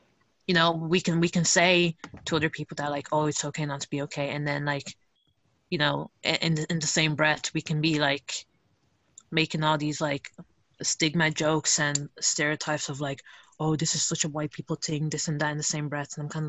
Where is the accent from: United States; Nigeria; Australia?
Nigeria; now in Europe; I'm going to speak from, like, from the perspective of as Nigerian, because I can't speak for, like, other, like, Italians or, like, those from different communities